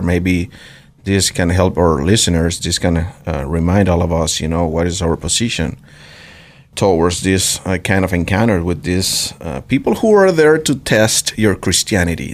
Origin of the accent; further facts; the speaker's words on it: Venezuela; now in Idaho, United States; I come from Venezuela